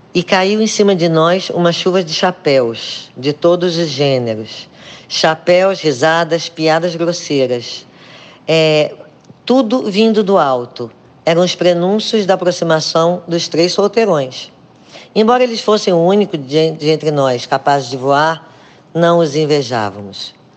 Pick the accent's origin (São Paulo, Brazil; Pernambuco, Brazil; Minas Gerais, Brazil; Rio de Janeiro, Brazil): Rio de Janeiro, Brazil; moved away; also born or lived in Recife; eu nasci no Rio de Janeiro